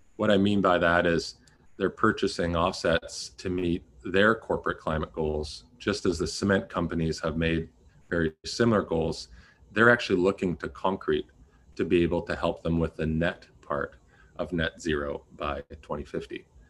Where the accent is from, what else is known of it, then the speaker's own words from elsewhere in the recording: Canada; I'm also a Canadian